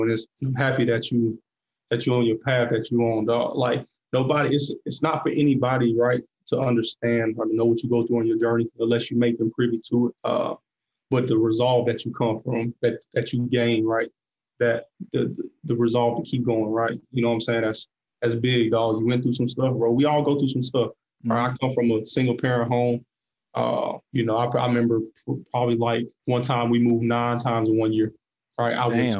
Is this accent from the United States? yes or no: yes; Atlanta, Georgia, United States; moved away; also born or lived in Boone, North Carolina; And I was from Atlanta. So, I was a city boy for real.